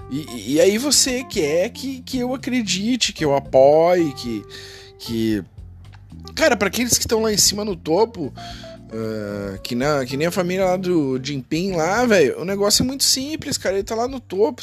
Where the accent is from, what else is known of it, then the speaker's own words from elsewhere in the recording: Brazil; Eu, eu sou brasileiro